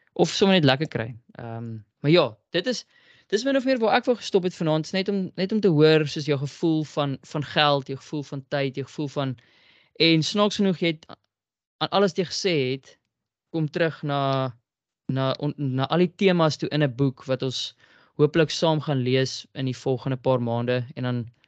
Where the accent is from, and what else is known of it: South Africa